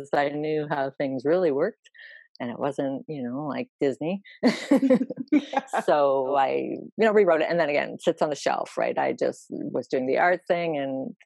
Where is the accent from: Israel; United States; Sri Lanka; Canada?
Canada; because I'm Canadian, our big race is the Queen's Plate